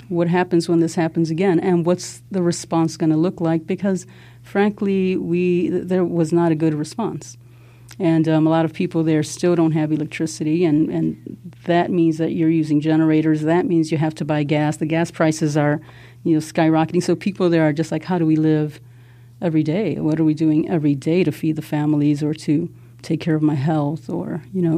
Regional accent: Chicago, Illinois, United States; growing up in Pilsen Little Village

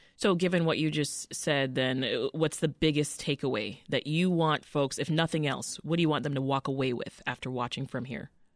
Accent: Canada; I'm Canadian

